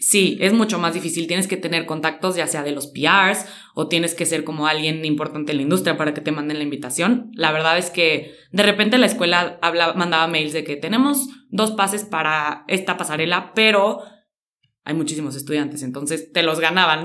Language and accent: Spanish; San Luis Potosí, Mexico; soy de San Luis Potosí